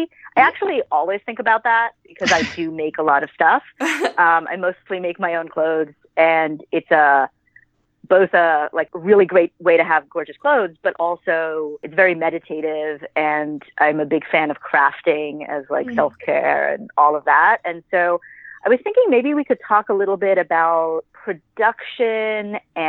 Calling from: New York City, New York, United States; I am calling from my living room / sewing studio here in very not sunny New York City.

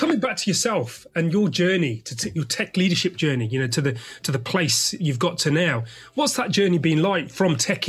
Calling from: London, United Kingdom

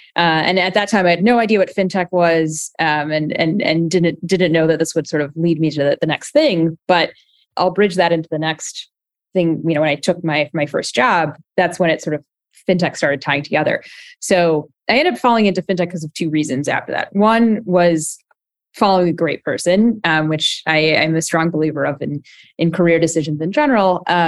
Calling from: San Francisco, California, United States; I'm in rainy San Francisco today.

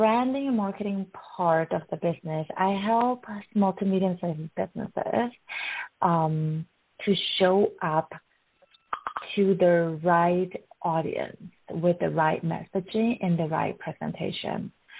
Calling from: Edmonton, Alberta, Canada; I'm calling from Edmonton. I'm in my home base, Southwest, and we are in the western side of the Edmonton City.

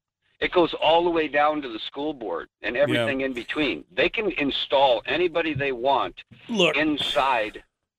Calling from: Fairbanks, Alaska, United States; G-Man calling from Fairbanks.

